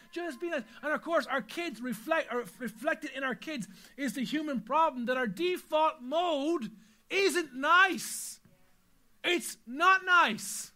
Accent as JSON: {"language": "English", "country": "Ireland", "said": "as an Irish people"}